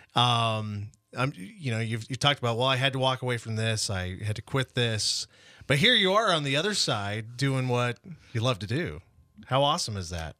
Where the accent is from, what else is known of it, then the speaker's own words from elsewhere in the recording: Imperial, Nebraska, United States; I was born in Imperial, have relatives still in Imperial